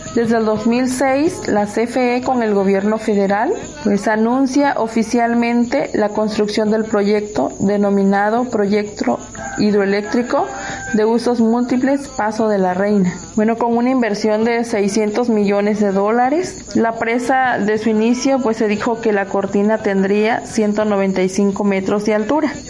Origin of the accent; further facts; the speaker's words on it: Costa region of Oaxaca, Mexico; la región costa del estado de Oaxaca